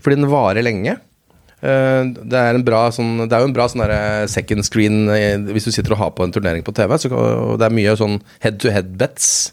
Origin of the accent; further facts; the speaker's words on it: Lommedalen, Akershus, Norway; jeg er fra, jeg er fra Lommedalen